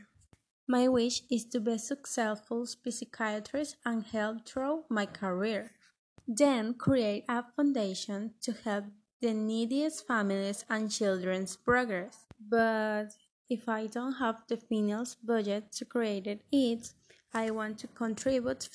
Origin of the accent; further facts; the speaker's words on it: Barranquilla, Atlántico, Colombia; I am from Colombia, exactly from Barranquilla